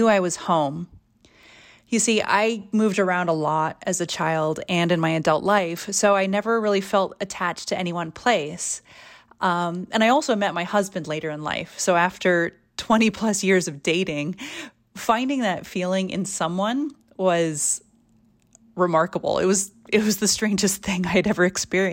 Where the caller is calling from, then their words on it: Reno, Nevada, United States; I'm calling in from Reno, Nevada